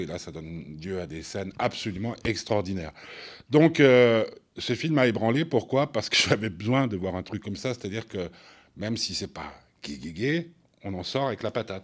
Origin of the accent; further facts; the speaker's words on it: Switzerland